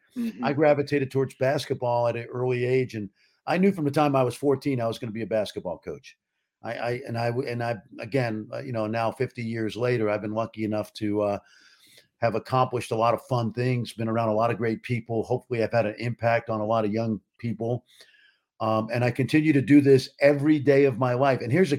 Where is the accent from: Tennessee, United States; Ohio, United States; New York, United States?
New York, United States; New York City; moved away as an adult; growing up in Brooklyn, New York, in a what we call a mecca of basketball